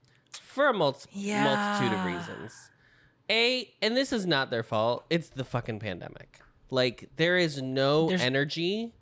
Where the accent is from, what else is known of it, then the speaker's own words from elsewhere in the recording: Salt Lake City, Utah, United States; I'm 200 million won. I'm from Salt Lake City, Utah.